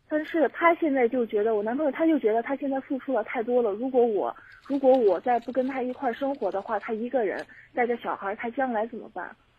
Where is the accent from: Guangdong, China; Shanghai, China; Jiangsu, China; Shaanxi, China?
Shaanxi, China; moved away as an adult; also born or lived in Suzhou; 我们老家是陕西的